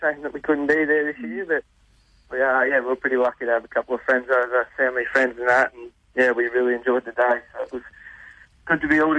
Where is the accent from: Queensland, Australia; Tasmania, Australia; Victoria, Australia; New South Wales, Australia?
Victoria, Australia; Koondrook; also born or lived in Kerang; we live in a little town called Kundrup. We're on a farm. So, yeah, we live probably about 15 minutes from town on the Murray River.